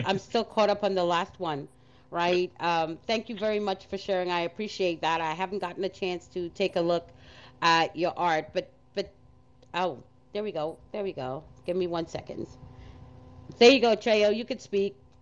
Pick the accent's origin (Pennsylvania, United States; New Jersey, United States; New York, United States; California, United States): New York, United States; New York City; as a kid growing up in Brooklyn